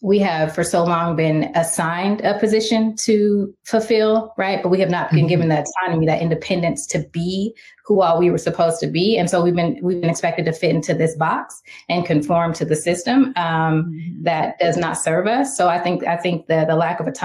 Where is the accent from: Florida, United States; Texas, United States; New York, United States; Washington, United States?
Washington, United States; Seattle; also born or lived in Little Rock, Arkansas; I'm from Little Rock, Arkansas, and I grew up in Seattle